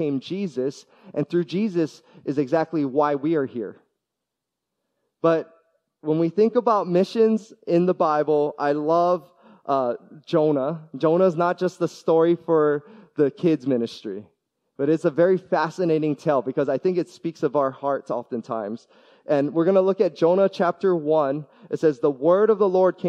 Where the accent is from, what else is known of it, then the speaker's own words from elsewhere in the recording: Hawaii, United States; moved away; also born or lived in US mainland; I love being born and raised in Hawaii. I got to spend a decade on the mainland as well